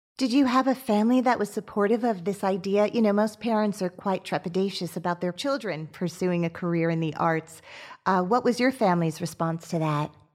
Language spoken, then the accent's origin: English; Teaneck, New Jersey, United States; I'm from Teaneck, New Jersey